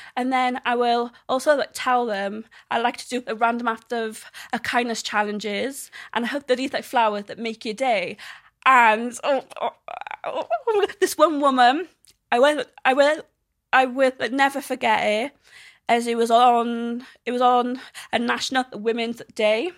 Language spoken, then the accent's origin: English; South Wales, United Kingdom; I am from the South Wales